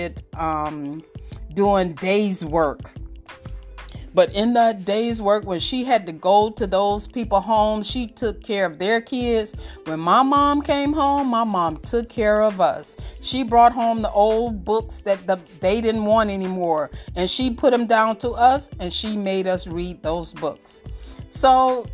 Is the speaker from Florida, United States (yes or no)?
yes; Miami, Florida, United States; We grew up in Miami and the projects and things like